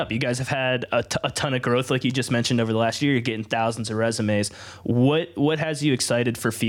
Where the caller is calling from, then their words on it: Chicago, Illinois, United States; Where are you? Chicago. Chicago. Right now.